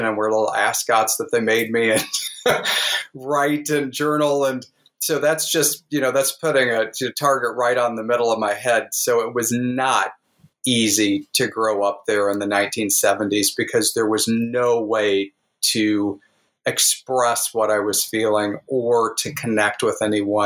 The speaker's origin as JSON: {"language": "English", "region": "Southwest Missouri", "country": "United States", "tie": "born or raised there", "said": "I grew up in Southwest Missouri, literally within spitting distance of Arkansas, Oklahoma, and Kansas"}